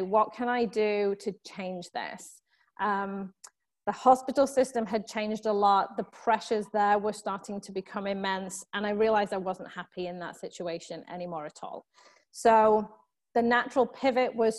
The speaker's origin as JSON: {"language": "English", "country": "United Kingdom", "moved": "as an adult", "lives_now": "Southern California, United States", "said": "you can probably tell from my accent that I am from the UK originally."}